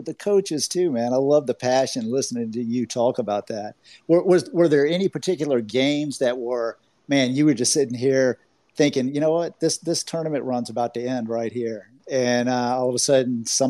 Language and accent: English; Augusta, Georgia, United States; now in Orlando, United States; I'm originally from Augusta, Georgia